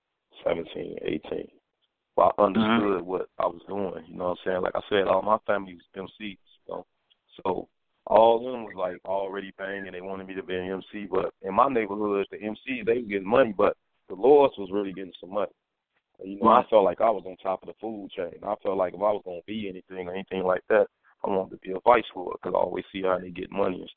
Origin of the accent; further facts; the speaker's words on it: Chicago, Illinois, United States; I grew up in Capitol Hill over there